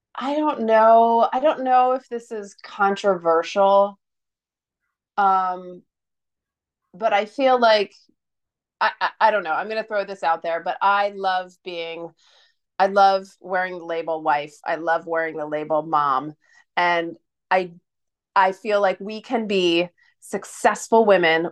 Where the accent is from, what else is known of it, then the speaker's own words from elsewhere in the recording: United States; being an American